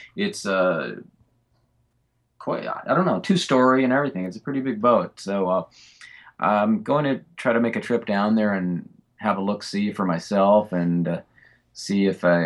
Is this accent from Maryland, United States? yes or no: no; Fullerton, California, United States; I grew up in Fullerton